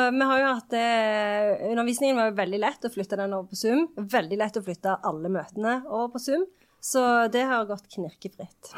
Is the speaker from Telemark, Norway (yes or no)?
no; Sandnes, Rogaland, Norway; jeg kommer jo fra Sandnes, så der er det ikke så enormt mange professorer